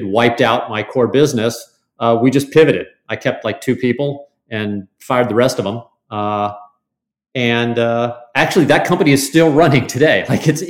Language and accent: English; St. Louis, Missouri, United States; we're both from St. Louis.